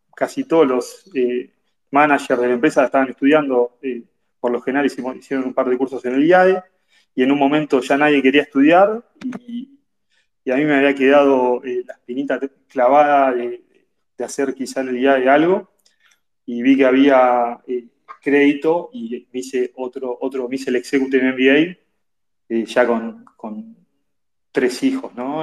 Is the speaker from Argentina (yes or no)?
yes; Tandil, Buenos Aires Province, Argentina; also born or lived in La Plata; crecí en Tandil, eh, provincia de Buenos Aires. Nací en La Plata